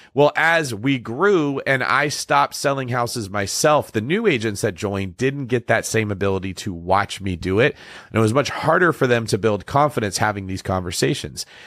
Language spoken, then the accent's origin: English; Northern California, United States; I grew up in Northern California.